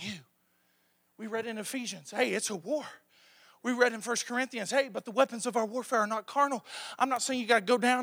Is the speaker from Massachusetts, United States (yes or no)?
no; Lebanon, Ohio, United States; I was born and raised in Lebanon, Ohio